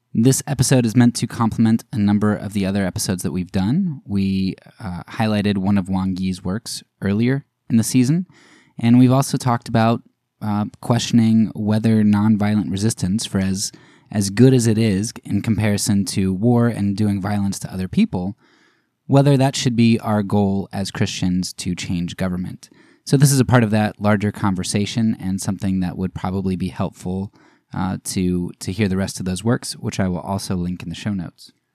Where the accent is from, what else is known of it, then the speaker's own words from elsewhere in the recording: United States; as an American